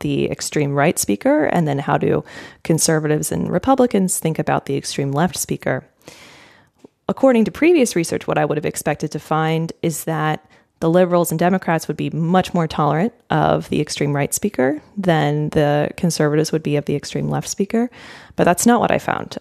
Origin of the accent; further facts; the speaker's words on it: United States; as an American